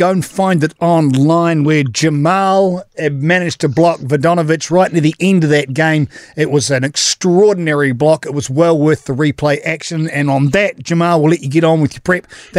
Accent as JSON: {"language": "English", "region": "Canterbury", "country": "New Zealand", "said": "I'm from Canterbury originally."}